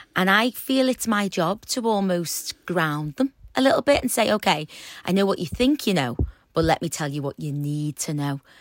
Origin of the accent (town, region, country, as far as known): Liverpool, North West England, United Kingdom; accent: Scouse